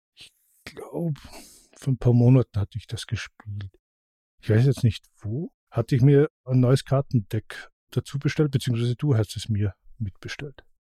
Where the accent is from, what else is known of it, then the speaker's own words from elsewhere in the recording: Austria; bei uns in Österreich